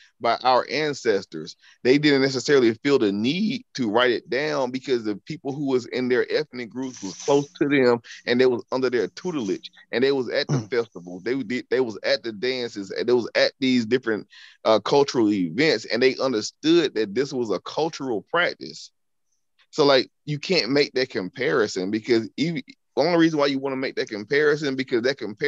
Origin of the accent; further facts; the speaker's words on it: Alabama, United States; we both from the South. You from New Orleans, I'm from Alabama